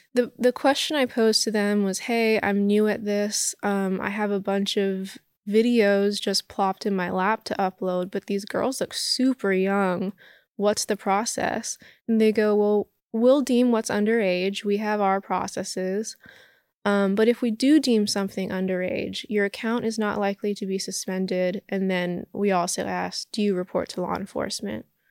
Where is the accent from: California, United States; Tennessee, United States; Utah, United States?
California, United States; Los Angeles; I grew up in Hollywood.